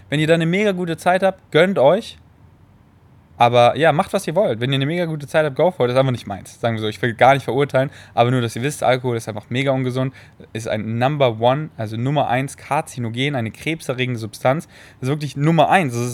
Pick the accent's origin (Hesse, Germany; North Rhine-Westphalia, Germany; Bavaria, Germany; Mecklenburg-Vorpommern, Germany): Bavaria, Germany; Munich; In den Kinos in München, wo ich groß geworden bin, in Säulen.